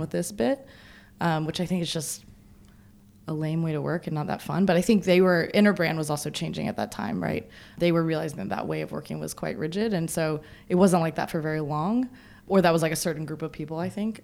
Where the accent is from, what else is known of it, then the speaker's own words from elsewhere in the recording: the South, United States; I'm from the South